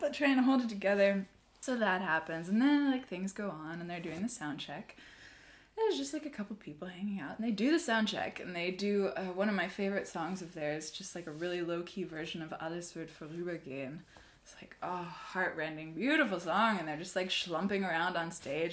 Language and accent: English; Seattle, Washington, United States; moved away as an adult; now in Berlin, Germany; I'm from Seattle, but I'm living in Berlin